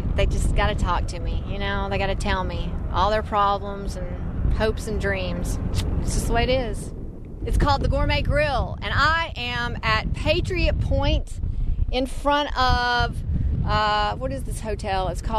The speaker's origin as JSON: {"language": "English", "region": "Tennessee", "country": "United States", "moved": "as an adult", "lives_now": "North Dakota, United States", "said": "I'm from Tennessee, and we're in hell in North Dakota."}